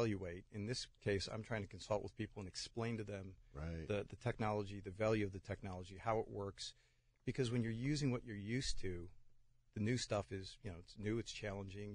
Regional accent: Buffalo, New York, United States; moved away as an adult; now in Pittsburgh, United States; I'm originally from Buffalo, New York.

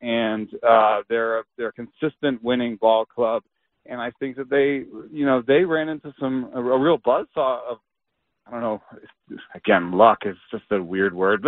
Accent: Atlanta, Georgia, United States; I grew up in Atlanta

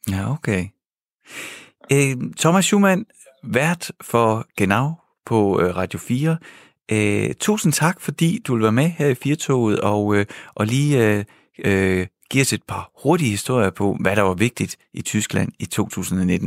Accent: Denmark

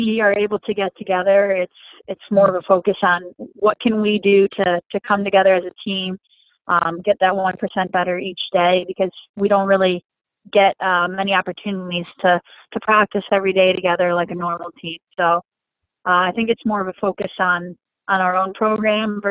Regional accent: Michigan, United States; moved away; I grew up playing hockey in Michigan

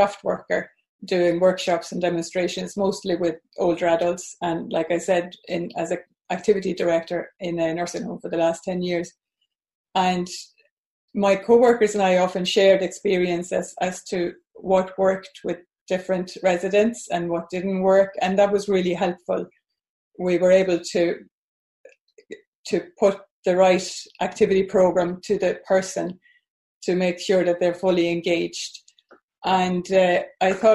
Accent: Sweden; moved away as an adult; now in Ireland; Yeah, I'm originally from Sweden, but I've lived in Ireland for well over 40 years now. So I'm based in Ireland.

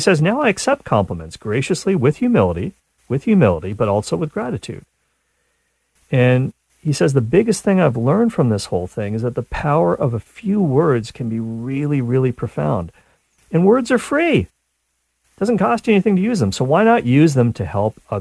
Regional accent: Canada; I'm Canadian

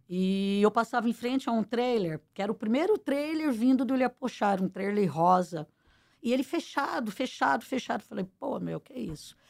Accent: Pirajuí, São Paulo, Brazil; moved away as an adult; also born or lived in Campinas; eu vim do, do interior, né? É, de uma cidade pequena, que era Pirajuí, onde eu nasci. E com 18 anos fui morar em Campinas

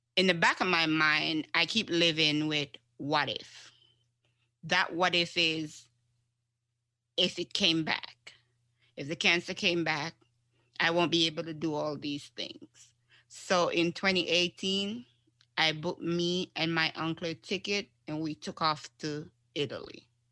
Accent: Jamaica; moved away; I'm originally from Jamaica. I'm an island girl.

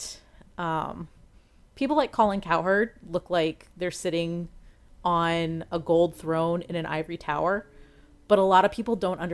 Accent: Washington, District of Columbia, United States; moved away as an adult; now in Ohio, United States; I grew up in Washington, D.C.

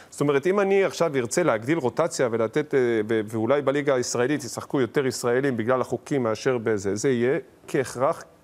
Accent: Israel; born there; זה נולדתי פה וזה חשוב.

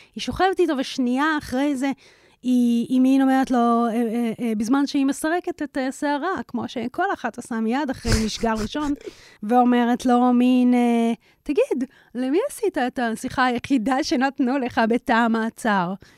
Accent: Israel; התקופה בה אני התבגרתי בישראל

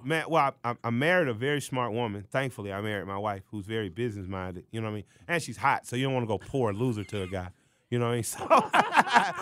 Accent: Atlanta, Georgia, United States; I'm from Atlanta

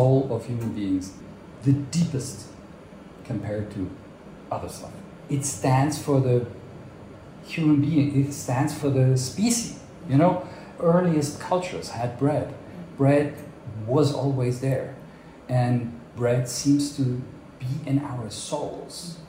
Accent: Basel, Basel-Stadt, Switzerland; born or raised there; English is a second language; moved away as an adult; also born or lived in Hamburg, Germany / United States; now in Zurich, Switzerland

